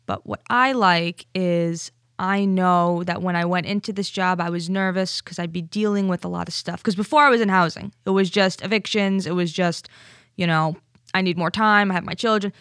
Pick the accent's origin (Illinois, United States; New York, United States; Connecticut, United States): Connecticut, United States; Stamford; I'm from Stamford.